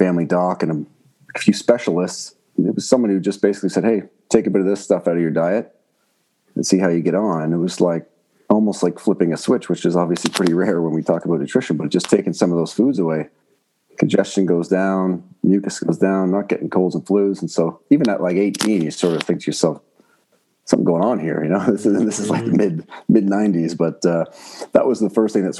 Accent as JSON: {"language": "English", "town": "Oakville", "region": "Ontario", "country": "Canada", "tie": "born or raised there", "also_born_or_lived": "Burlington, Ontario / France", "said": "I grew up in Oakville and Burlington, so just outside of Toronto"}